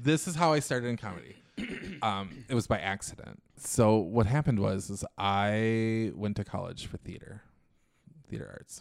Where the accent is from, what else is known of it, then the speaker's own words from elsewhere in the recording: Little Falls, Minnesota, United States; moved away as an adult; also born or lived in New York; I'm from Minnesota